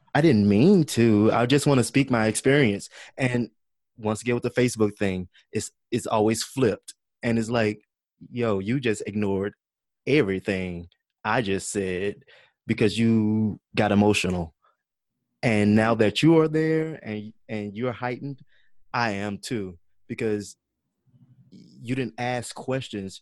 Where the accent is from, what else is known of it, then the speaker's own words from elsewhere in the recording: Baton Rouge, Louisiana, United States; moved away as an adult; now in Dallas, United States; I am from uh, Baton Rouge, Louisiana.